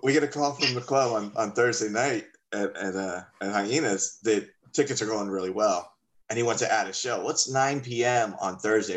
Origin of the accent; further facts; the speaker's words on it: Miami, Florida, United States; I am from Miami